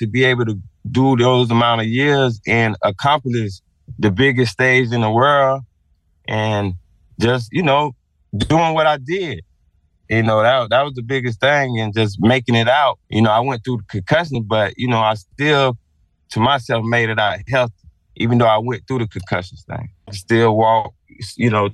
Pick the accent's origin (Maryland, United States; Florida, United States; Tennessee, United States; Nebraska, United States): Florida, United States; Sarasota; I'm from Newtown, Leon, Sarasota, down Martin Luther King and Leon